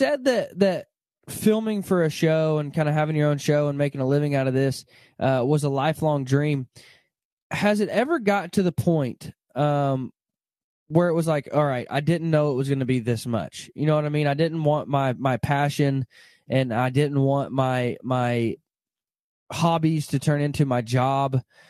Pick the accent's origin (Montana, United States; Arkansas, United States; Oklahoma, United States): Arkansas, United States; I remember, you know, I grew up in Arkansas, not far from you probably, and we would pull the duck boat to school with us.